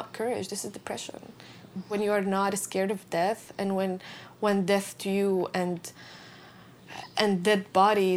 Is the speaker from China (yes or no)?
no; Syria; moved away as an adult; I was in my hometown